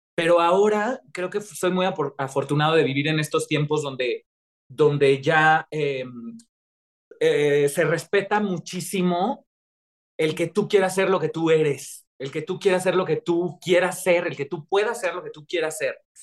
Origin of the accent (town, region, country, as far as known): Mexico